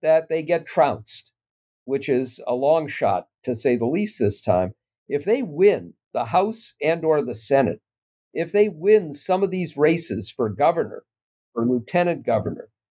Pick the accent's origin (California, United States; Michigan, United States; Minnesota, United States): Minnesota, United States; I'm a Minnesotan